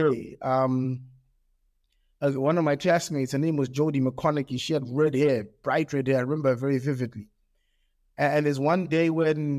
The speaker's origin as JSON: {"language": "English", "country": "Australia", "tie": "born or raised there", "also_born_or_lived": "England", "moved": "yes", "lives_now": "Zimbabwe", "said": "My primary school years where I grew up in Australia, and this is in the 80s, in Australia"}